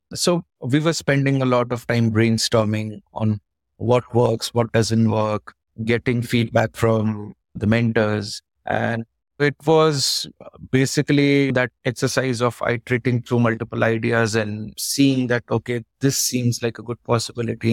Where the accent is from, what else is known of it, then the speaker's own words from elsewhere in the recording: Pauri, Uttarakhand, India; I was born in the mountains. I'm from Uttarakhand. It was a town called Pauri Garhwal. Beautiful place, surrounded by jungle. So we grew up in with a lot of outdoors.